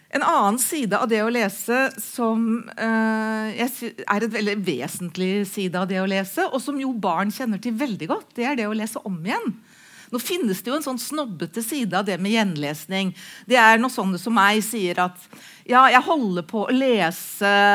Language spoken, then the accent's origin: Norwegian; Halden, Viken, Norway; Jeg er oppvokst i Halden